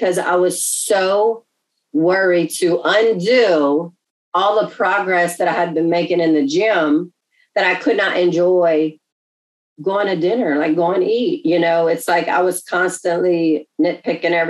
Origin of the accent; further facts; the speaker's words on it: Louisiana, United States; We're from Louisiana